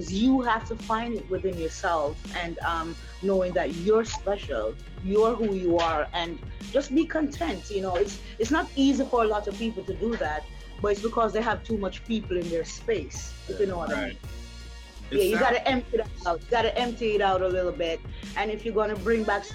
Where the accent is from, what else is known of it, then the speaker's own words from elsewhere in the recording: Jamaica; I'm from Jamaica